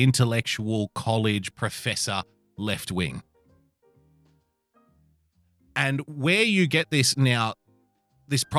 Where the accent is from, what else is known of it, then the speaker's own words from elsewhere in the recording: Australia; I love being an Aussie